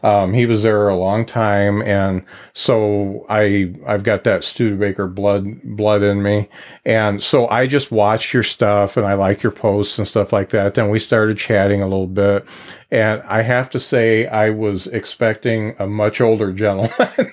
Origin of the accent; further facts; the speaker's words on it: Lakeville, Indiana, United States; where I grew up in Lakeville